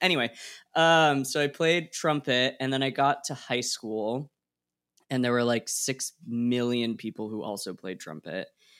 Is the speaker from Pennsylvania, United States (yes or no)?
no; Oregon, United States; I grew up in Oregon